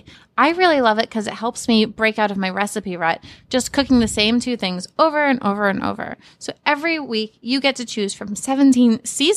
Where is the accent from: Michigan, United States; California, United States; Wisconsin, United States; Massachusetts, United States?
Massachusetts, United States; Cape Cod; also born or lived in Boston; I'm from Cape Cod, but I went to college in Boston